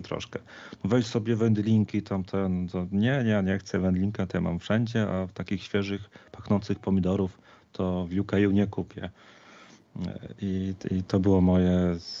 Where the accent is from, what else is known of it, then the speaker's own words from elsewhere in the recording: Poland; moved away; pochodzę z Zagłębia, gdzie ludzie mają bardzo dużo truskawek